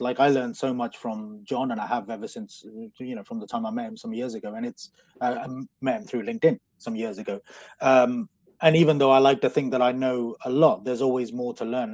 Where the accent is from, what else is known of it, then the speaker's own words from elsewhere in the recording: Coventry, West Midlands, United Kingdom; I'm from, uh, I'm from Coventry, so, which is like the Las Vegas of the Midlands